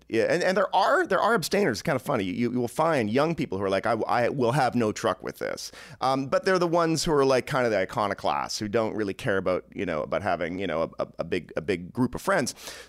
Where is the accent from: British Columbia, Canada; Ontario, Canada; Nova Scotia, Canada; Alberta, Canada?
Ontario, Canada; Toronto; I grew up in suburban Toronto